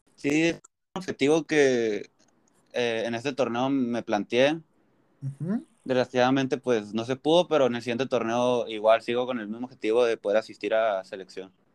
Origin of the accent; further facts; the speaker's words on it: Tijuana, Baja California, Mexico; also born or lived in Mexicali; yo nací aquí en Tijuana, he nacido en México, he, vivido en Mexicali, pero muy chiquito, casi no tengo recuerdos de ahí y casi toda mi vida he vivido aquí en Tijuana